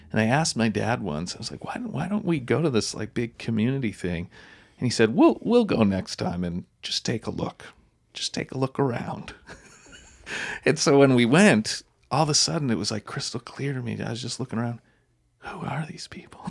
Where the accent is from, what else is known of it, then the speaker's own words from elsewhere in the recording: Wolfville, Nova Scotia, Canada; I grew up in Wolf Hill, Nova Scotia